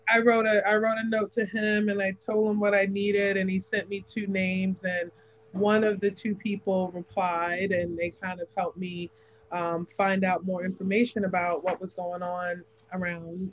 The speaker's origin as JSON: {"language": "English", "town": "New York City", "region": "New York", "country": "United States", "tie": "born or raised there", "moved": "yes", "lives_now": "Savannah, United States", "said": "I was born and raised in New York City"}